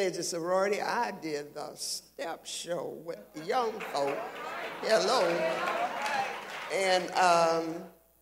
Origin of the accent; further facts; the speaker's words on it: Savannah, Georgia, United States; I had most of my young life spent in West Savannah, Georgia, actually, and went through high school